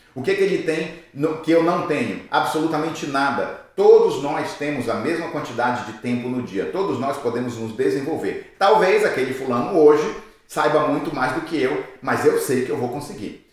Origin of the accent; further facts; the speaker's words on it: Brazil; moved away; eu sou brasileiro